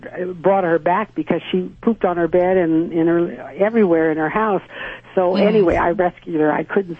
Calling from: South Lake Tahoe, California, United States; I'm calling from South Lake Tahoe, California.

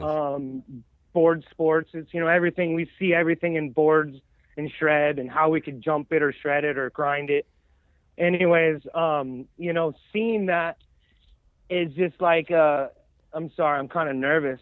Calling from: Corvallis, Oregon, United States; I'm calling from Corvallis, Oregon

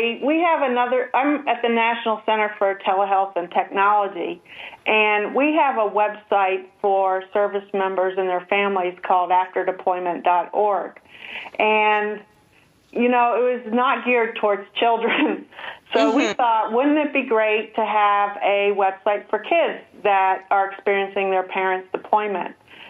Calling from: Washington, United States; No, we're on the West Coast. I'm at Joint Base Lewis-McChord.

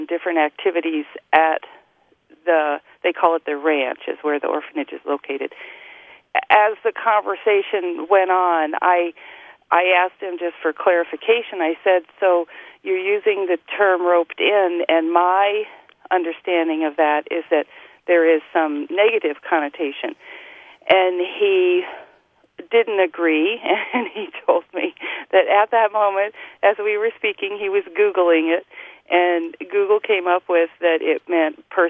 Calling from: West Central Iowa, United States; I'm calling from West Central Iowa.

